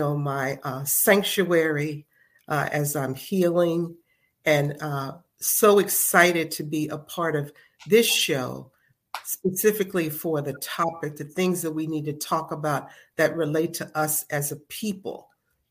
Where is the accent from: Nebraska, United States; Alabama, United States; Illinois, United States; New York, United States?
Illinois, United States; Chicago; now in Philadelphia, United States; I am originally from Chicago, Illinois, but I have been in Philadelphia since 1974.